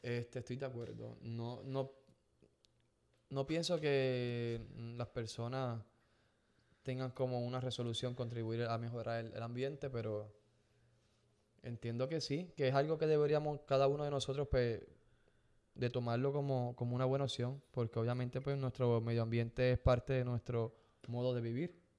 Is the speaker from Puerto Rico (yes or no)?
yes; Gurabo, Puerto Rico; mi pueblo en Gurabo, en Puerto Rico